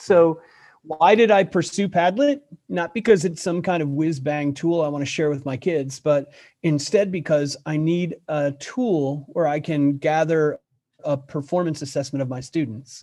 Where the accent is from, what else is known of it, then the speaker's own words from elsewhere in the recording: Buffalo, New York, United States; moved away; I grew up in Buffalo, New York